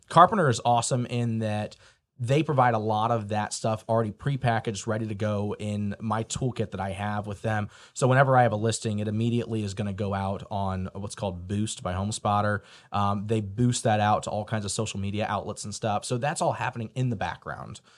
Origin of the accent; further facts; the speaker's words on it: St. Louis, Missouri, United States; moved away as an adult; now in Indiana, United States; I grew up in Saint Louis, Missouri